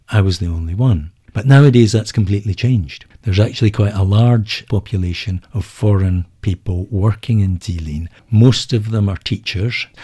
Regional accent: Edinburgh, Scotland, United Kingdom; moved away as an adult; now in China; My hometown is Edinburgh

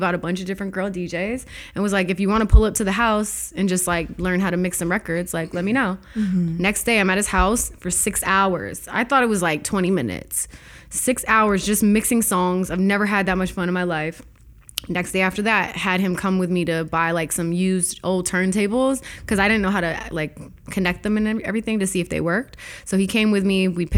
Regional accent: Toronto, Ontario, Canada; I am totally Canadian.

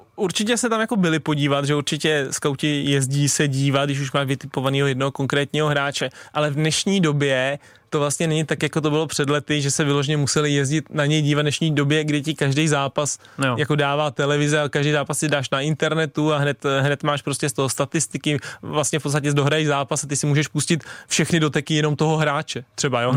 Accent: Tuchlovice, Central Bohemian Region, Czechia; já jsem vlastně hrával jako malej za Stochov, protože u nás v Tuchlovicích ještě nebyly takovýhle prckové

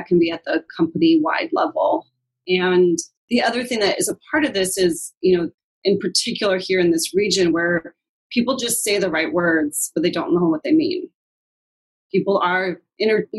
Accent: Seattle, Washington, United States; I grew up in Queen Anne and Ballard. I'm squarely a white Seattleite

